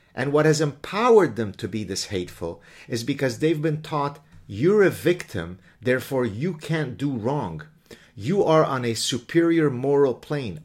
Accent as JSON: {"language": "English", "country": "Lebanon", "tie": "born or raised there", "moved": "yes", "said": "My story growing up in Lebanon is a really, really ugly story"}